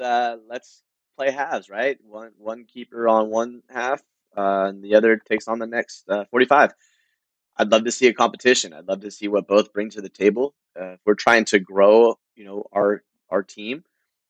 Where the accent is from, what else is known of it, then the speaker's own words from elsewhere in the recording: United States; as an American